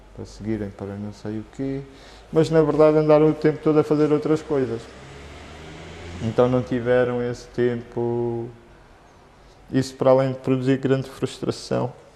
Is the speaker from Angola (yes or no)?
yes; Luanda, Luanda Province, Angola; moved away as an adult; Eu vivia em Luanda, cresci em Luanda até aos 18 anos